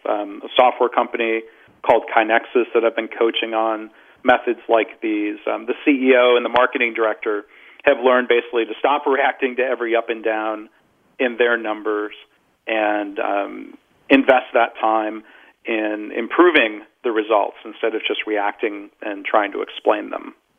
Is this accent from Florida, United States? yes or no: no; Detroit, Michigan, United States; I grew up in the Detroit area.